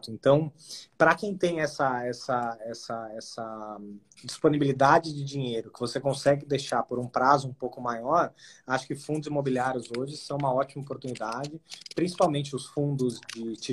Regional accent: Brazil

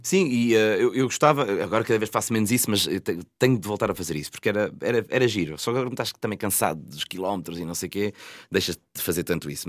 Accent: Santa Maria da Feira, Norte, Portugal; eu sou de Santa Maria da Feira

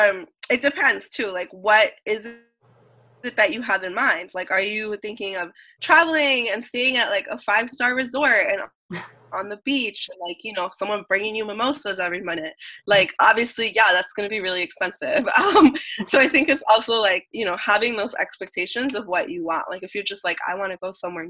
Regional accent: United States; I'm American

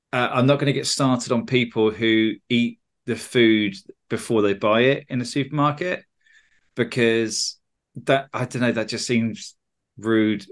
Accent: United Kingdom; I'm a Brit

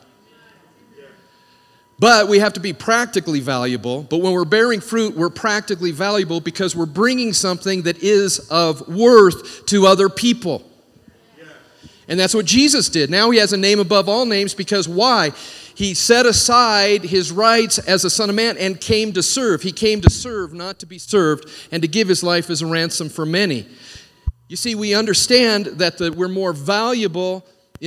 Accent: Washington, United States; I grew up in Washington State around a lot of orchards

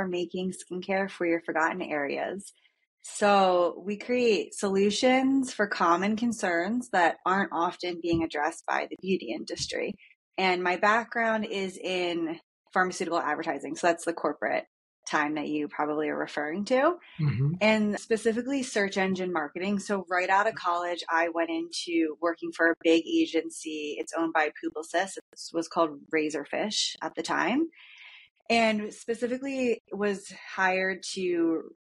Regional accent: Philadelphia, Pennsylvania, United States; moved away as an adult; also born or lived in Maine / Salt Lake City / San Diego; now in Carlsbad, United States; I'm from Philadelphia

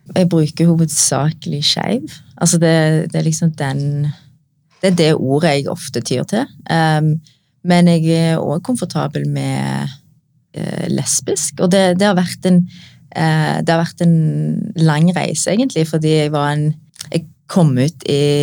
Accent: Norway; meg som er født og oppvokst i Norge

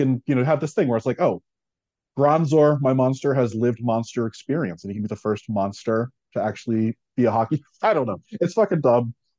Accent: Philadelphia, Pennsylvania, United States; I'm from Philly

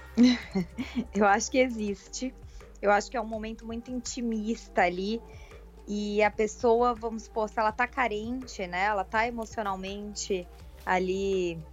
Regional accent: Florianópolis, Santa Catarina, Brazil; Eu sou de Florianópolis.

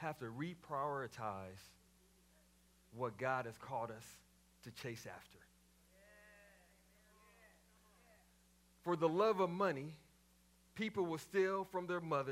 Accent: Waco, Texas, United States; growing up in Mount Zion Baptist Church in Waco, Texas, as a PK

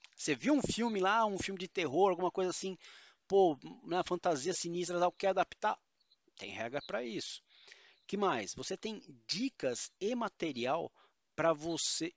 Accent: São Paulo, Brazil; eu sou paulista e palavras com muito R são o nosso calcanhar de Aquiles

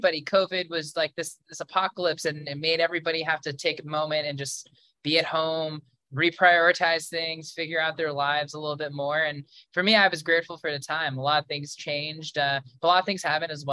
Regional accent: New York, United States; now in Los Angeles, United States; I'm from New York

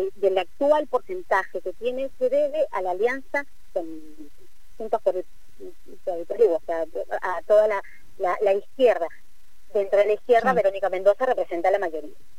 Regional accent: Peru; como decimos en Perú

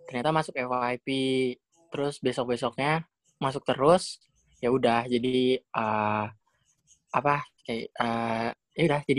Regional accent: Cirebon, West Java, Indonesia; aku ya aku asal Cirebon

